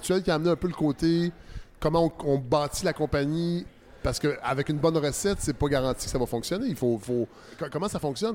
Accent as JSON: {"language": "French", "town": "Saint-Hyacinthe", "region": "Quebec", "country": "Canada", "moved": "yes", "said": "Moi, je viens de Saint-Hyacinthe"}